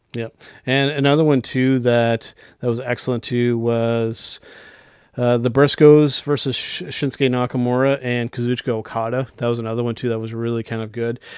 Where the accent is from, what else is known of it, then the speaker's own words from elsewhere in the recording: Canada; we're Canadian